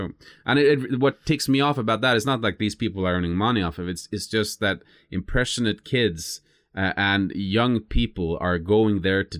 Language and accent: English; Lindesnes, Agder, Norway; English is a second language; are being manufactured not far from where my hometown is, Lindesnes, actually.